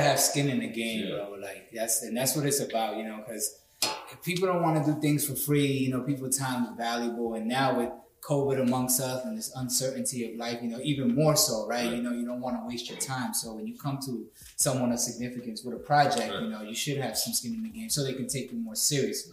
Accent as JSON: {"language": "English", "town": "New York City", "region": "New York", "country": "United States", "tie": "born or raised there", "said": "I grew up in the Bronx"}